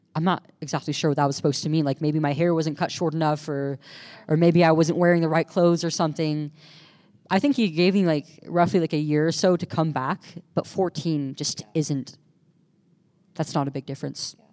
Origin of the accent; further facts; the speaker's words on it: California, United States; We're from California